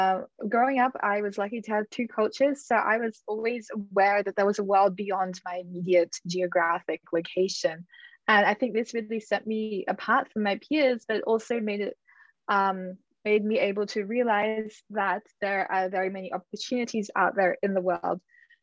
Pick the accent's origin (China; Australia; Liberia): Australia; to return to my home country, which in my case would be Australia.